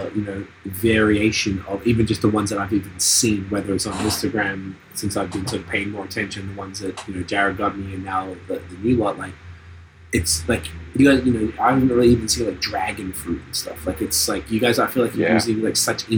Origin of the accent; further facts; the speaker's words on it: Victoria, Australia; now in Canada; I'm from Australia, so coming from Australia even to Canada was a jump